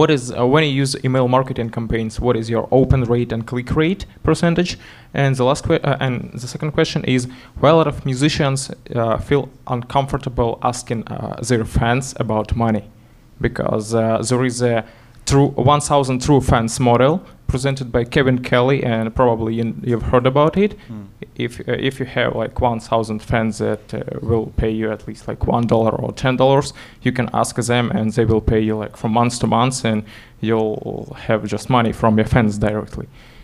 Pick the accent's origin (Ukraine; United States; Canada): Ukraine; I'm from Ukraine.